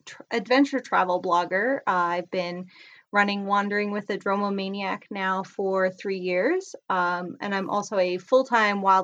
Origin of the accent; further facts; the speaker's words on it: Canada; moved away as an adult; now in United States; I'm originally from Canada, so I went to school in Canada, but I have talked to other veterinarians in the States here.